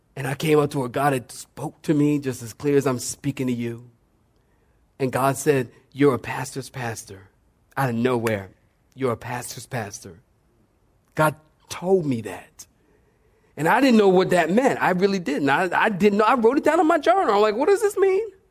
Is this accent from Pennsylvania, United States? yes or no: yes; Philadelphia, Pennsylvania, United States; moved away; also born or lived in Oceanside, California; I am from Philadelphia, and my father is a drug dealer